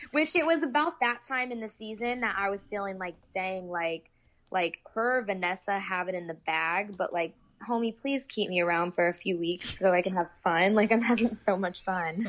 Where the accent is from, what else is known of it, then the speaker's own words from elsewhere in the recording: Indiana, United States; moved away as an adult; also born or lived in Oklahoma; at the time, I was living in Oklahoma, but I was from Indiana, so I was planning a trip home anyway